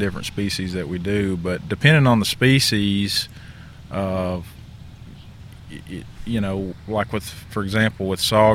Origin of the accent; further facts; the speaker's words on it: Campbell County, East Tennessee, United States; I'm originally from East Tennessee, Campbell County